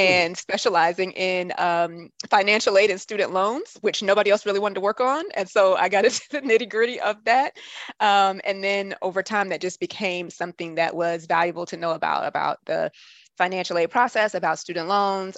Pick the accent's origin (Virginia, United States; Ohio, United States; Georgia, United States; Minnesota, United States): Georgia, United States; Atlanta; moved away as an adult; also born or lived in New Jersey / Washington, D.C.; now I'm back home in my hometown of Atlanta.